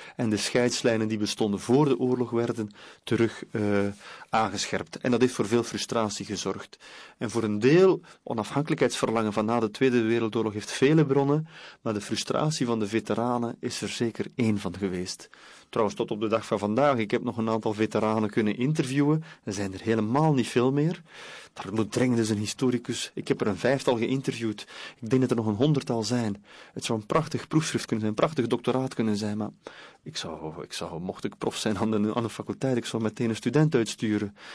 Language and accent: Dutch; West Flanders, Belgium; ik kom uit West-Vlaanderen